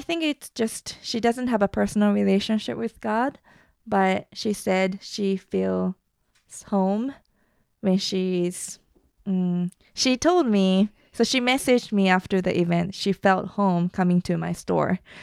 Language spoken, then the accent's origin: English; Japan; moved away; also born or lived in United States; I used to be very insecure about myself growing up in Japan